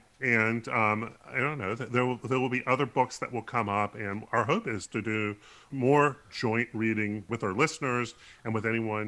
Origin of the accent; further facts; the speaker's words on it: the South, United States; as a Southerner, a person growing up in the South